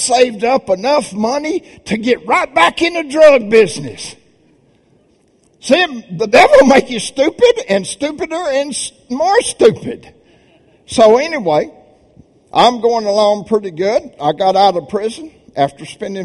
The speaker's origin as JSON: {"language": "English", "town": "Birmingham", "region": "Alabama", "country": "United States", "said": "I'm from Birmingham, Alabama. I'm a good Southern boy"}